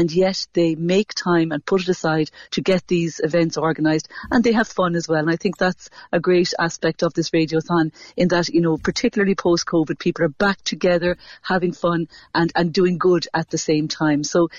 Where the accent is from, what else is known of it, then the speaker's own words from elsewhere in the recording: Cork, Munster, Ireland; Absolutely, and I'm proud to be from Cork every day